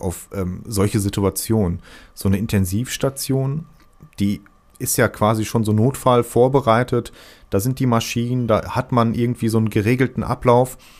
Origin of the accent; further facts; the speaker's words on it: Ruhrpott, North Rhine-Westphalia, Germany; accent: Pott dialect; diesen Pott-Dialekt, den ich halt wieder habe